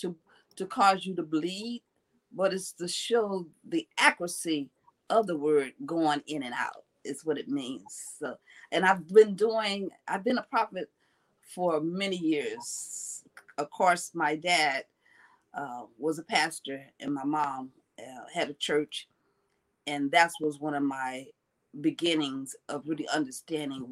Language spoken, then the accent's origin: English; Los Angeles, California, United States; I am from Los Angeles, California. This is my home